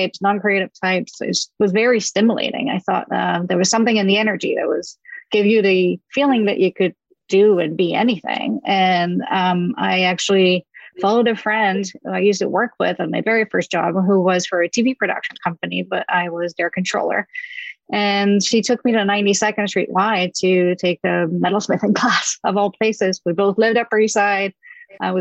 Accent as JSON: {"language": "English", "region": "south of France", "country": "France", "tie": "born or raised there", "moved": "yes", "said": "I grew up in France, in the south of France on the beach"}